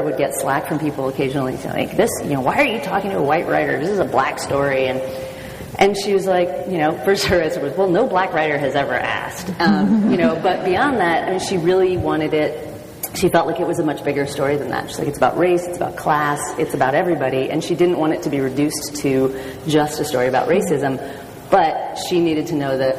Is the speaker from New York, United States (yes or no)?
no; Portland, Oregon, United States; I grew up in Portland, Oregon